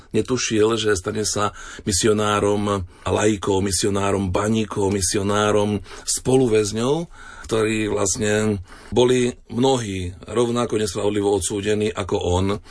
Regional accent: eastern Slovakia, Slovakia; now in Czech Republic; Pochádzam zo Slovenska, z východného Slovenska

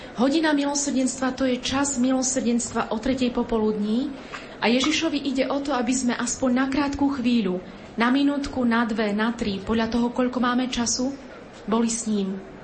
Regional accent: Poland; U nás v Polsku, v Krakove

